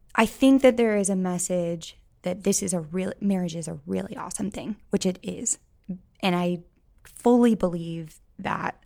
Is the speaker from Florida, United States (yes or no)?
no; St. Louis, Missouri, United States; moved away as an adult; now in Columbia, United States; I am from Saint Louis, but I came to Columbia for school